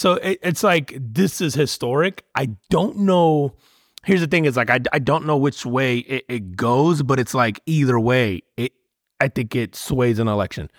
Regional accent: Northeast, United States; growing up in the Northeast

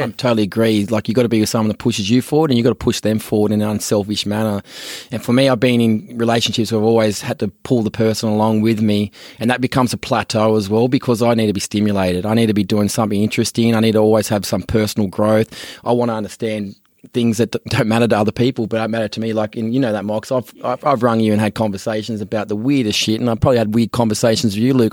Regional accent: Australia; moved away as an adult; also born or lived in San Francisco; being an Aussie, you know, moving over there with the accent

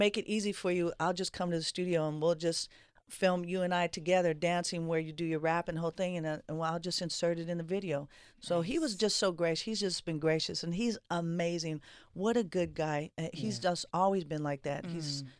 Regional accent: Oakland, California, United States; I was born and raised in the Bay in Oakland, California.

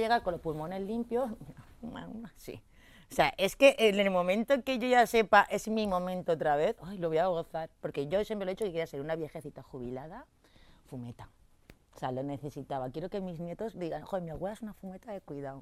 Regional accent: Torrent, Valencian Community, Spain; now in Madrid, Spain; soy valenciana, porque no soy madrileña, soy valenciana de un pueblo que se llama Torrente.

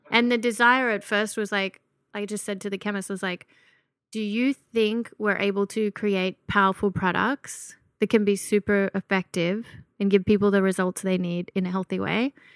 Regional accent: Gunnedah, New South Wales, Australia; moved away; I was born and raised in a little country town called Gunnedah

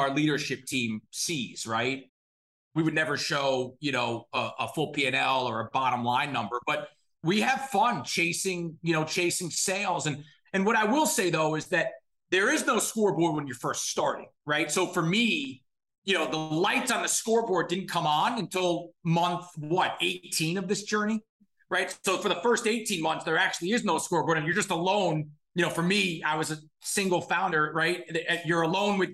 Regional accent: Scarsdale, New York, United States; Grew up in Scarsdale, New York, in Westchester County

